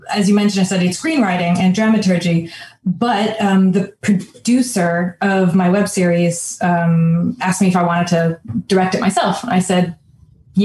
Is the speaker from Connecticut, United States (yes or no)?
yes; Connecticut, United States; moved away as an adult; also born or lived in New York City; I grew up in Connecticut, which is outside New York